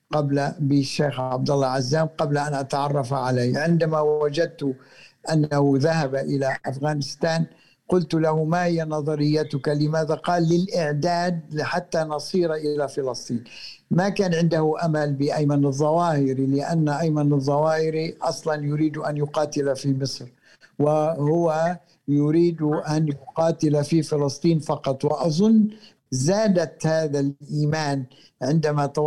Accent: Palestine; باعتباري فلسطيني وهو فلسطيني أصله

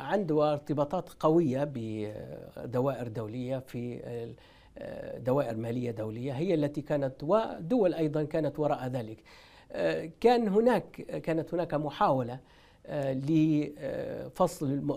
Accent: Tripoli, Tripoli District, Libya; أنا مولود بطرابلس ومن غرب ليبيا

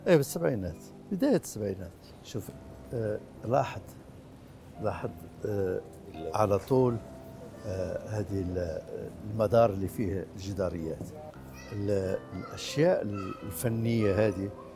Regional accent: Morocco; في لغتنا العربية وفي بلدنا المغرب

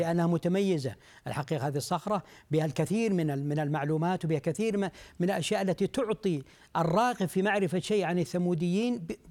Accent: Saudi Arabia; عندنا في المملكة العربية السعودية

